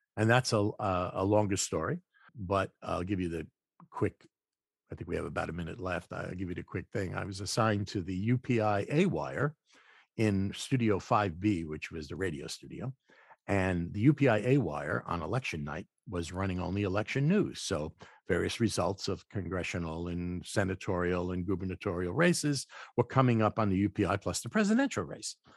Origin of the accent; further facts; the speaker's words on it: New York City, New York, United States; I was born in the Bronx, and I lived in the kind of apartment where you had to bang on the pipes, get heat